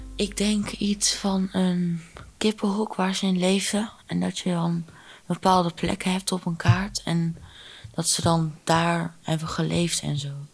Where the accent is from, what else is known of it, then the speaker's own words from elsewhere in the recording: Arnhem, Gelderland, Netherlands; ik kom uit Arnhem